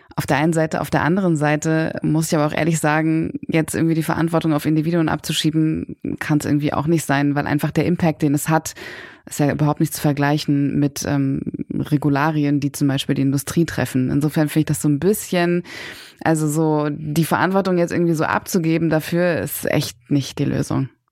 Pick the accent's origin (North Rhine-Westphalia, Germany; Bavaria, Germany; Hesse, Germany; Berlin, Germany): Berlin, Germany; ich komme auch selber aus Berlin. Ich bin hier geboren und aufgewachsen, habe sehr lange auch in Kreuzberg gewohnt